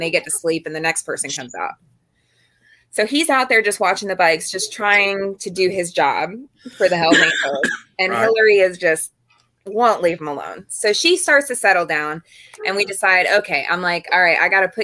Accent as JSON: {"language": "English", "region": "Florida", "country": "United States", "said": "I'm from Florida"}